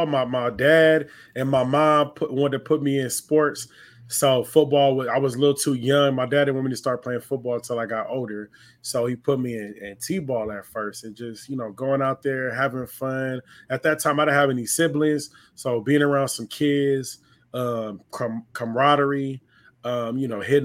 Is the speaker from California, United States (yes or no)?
yes; Los Angeles, California, United States; I'm from the San Fernando Valley, a little bit outside